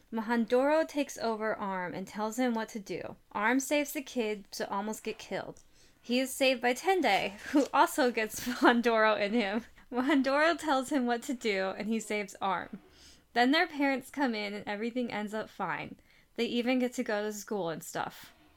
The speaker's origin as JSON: {"language": "English", "region": "Midwest", "country": "United States", "tie": "born or raised there", "said": "Growing up in the Midwest"}